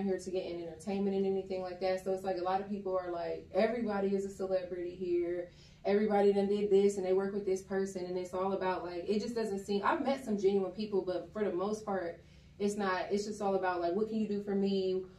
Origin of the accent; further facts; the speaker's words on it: Columbus, Ohio, United States; moved away as an adult; now in Atlanta, United States; I am originally from Columbus, Ohio. I moved to Atlanta